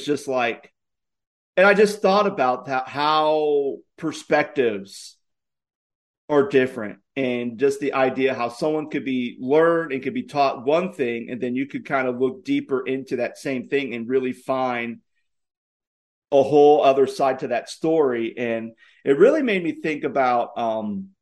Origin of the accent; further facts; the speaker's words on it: Virginia, United States; moved away; I'm from Virginia